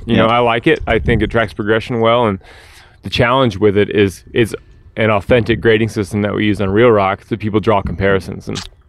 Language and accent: English; the South, United States; also born or lived in Atlanta; now in Nashville, United States; I'm from the South, man.